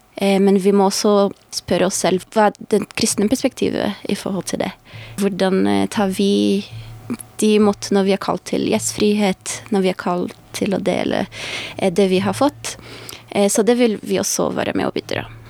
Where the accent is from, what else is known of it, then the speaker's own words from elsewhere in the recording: Brazil; Norwegian is a second language; also born or lived in United States; now in Norway; jeg kommer fra Brasil